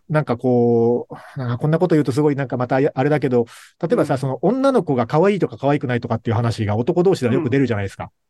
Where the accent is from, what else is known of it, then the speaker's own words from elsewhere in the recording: Kagoshima, Japan; moved away as an adult; also born or lived in Osaka; もう大阪もだから離れて鹿児島に帰ってきて十数年経ってるので